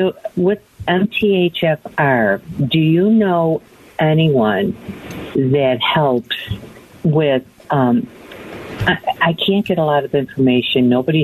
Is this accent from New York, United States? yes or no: yes; New York, United States; moved away as an adult; now in Phoenix, United States; I'm from New York and just moved here